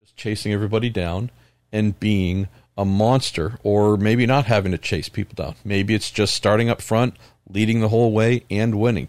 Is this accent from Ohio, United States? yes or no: no; California, United States; I'm from California.